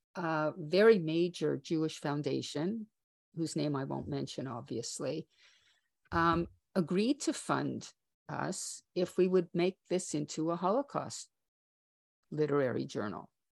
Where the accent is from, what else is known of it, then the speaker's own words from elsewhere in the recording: Canada; as a Canadian